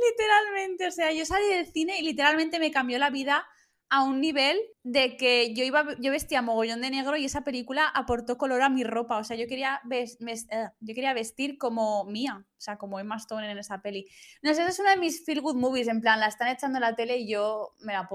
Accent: Valencian Community, Spain; Como buenas valencianas que somos.

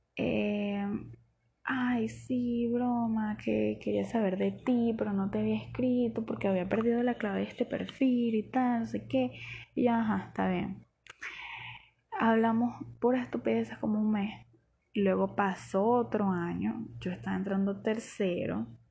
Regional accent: Barquisimeto, Lara, Venezuela; yo soy de Barquisimeto.

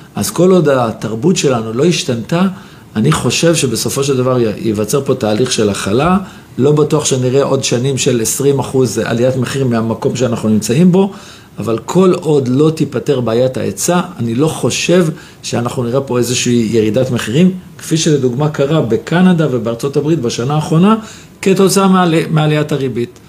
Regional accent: Jerusalem, Jerusalem District, Israel; אני ירושלמי במקור

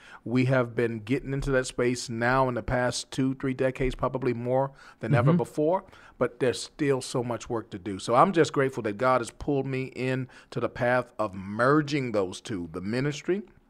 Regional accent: New York, United States; now in Texas, United States; when I came from New York, I had no idea that I would be in Texas, to be quite honest with you. I thought the Lord was punishing me because New York was home. That's all I knew.

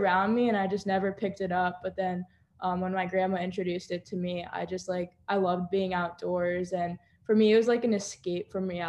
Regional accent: Boca Raton, Florida, United States; also born or lived in Parkland, Florida; So I was born in Boca Raton, but I currently live in Parkland, Florida. So it's only like a 30-minute difference.

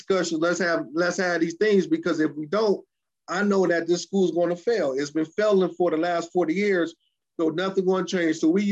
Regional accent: Detroit, Michigan, United States; grew up and raised in the metropolitan Detroit area

